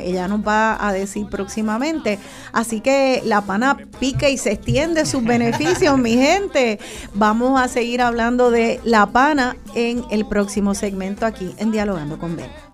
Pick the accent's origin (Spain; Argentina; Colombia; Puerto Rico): Puerto Rico; nuestra identidad como puertorriqueños